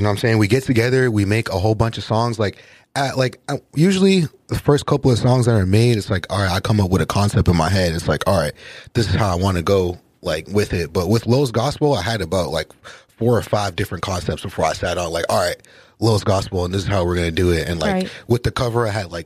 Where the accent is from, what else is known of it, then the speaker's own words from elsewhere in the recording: Lynn, Massachusetts, United States; we're from Lynn, Massachusetts